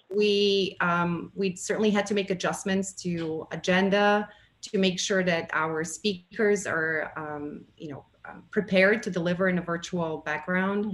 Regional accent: Bulgaria; moved away as an adult; now in United States; I have a Bulgarian background. I was born in Bulgaria um, and uh, relocated to the United States in 1998

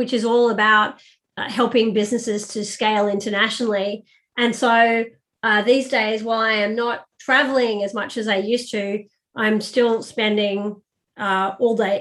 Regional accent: Sydney, New South Wales, Australia; moved away as an adult; also born or lived in Paris / London / Cairo / Abu Dhabi; I'm originally from Sydney, Australia

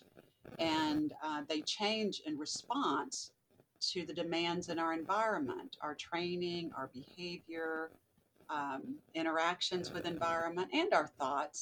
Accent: the South, Southern United States, United States; accent: Southern; moved away as an adult; also born or lived in Birmingham, Alabama; now in Virginia, United States; You can probably hear my Southern accent still, even though I've been in Virginia a while.

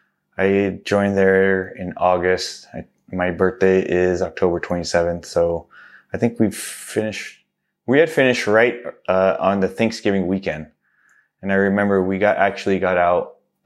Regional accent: East Coast, United States; born there; going out to the East Coast, you know, like I was born on the East Coast.

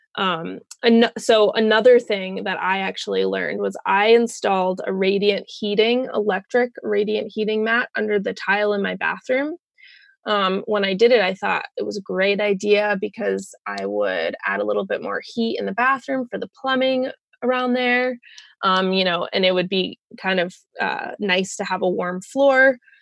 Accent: Colorado, United States; moved away as an adult; also born or lived in Bellingham, Washington; I am from Colorado, um, but I was living in Bellingham, Washington

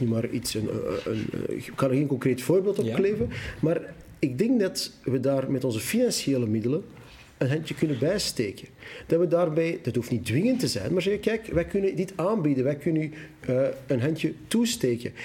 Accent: Antwerp, Flanders, Belgium; accent: Antwerps; first language Dutch; Ik kom uit het Antwerps. U hoort dat mijn geweldige A, die ik niet kan verbergen

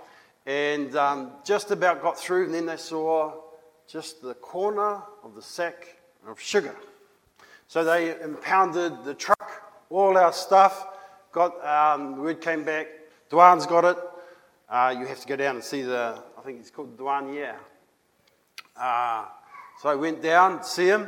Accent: New Zealand; Moi, je viens de Nouvelle-Zélande. Me, I come from New Zealand.

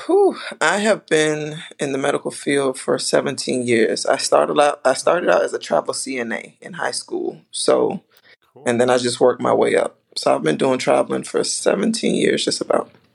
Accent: U.S. Virgin Islands; moved away; I'm from the islands, I'm from St. Thomas.

